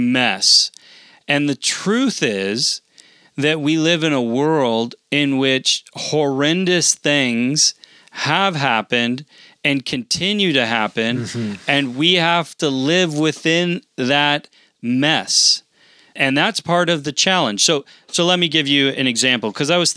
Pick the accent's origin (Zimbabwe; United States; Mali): United States; as an American, and we live now on land that was taken from other people